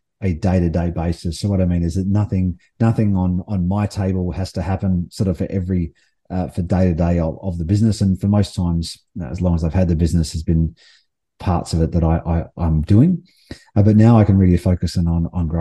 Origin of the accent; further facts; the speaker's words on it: Adelaide, South Australia, Australia; moved away; also born or lived in Melbourne / Sydney; I'm from Adelaide originally, and I've lived in Adelaide, Melbourne, and Sydney